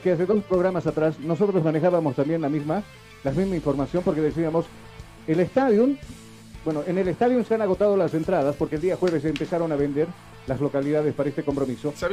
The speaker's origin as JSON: {"language": "Spanish", "country": "Bolivia", "said": "los bolivianos nosotros siempre hemos sido cordiales"}